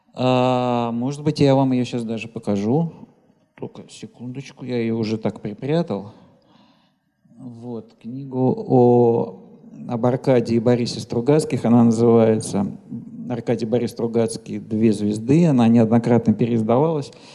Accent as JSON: {"language": "Russian", "region": "Moscow", "country": "Russia", "said": "как москвич"}